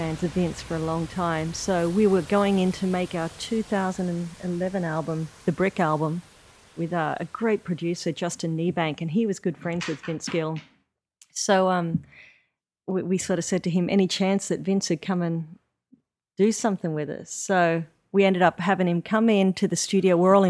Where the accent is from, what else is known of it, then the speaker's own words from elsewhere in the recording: East Coast, Australia; And I'm from the east coast of Australia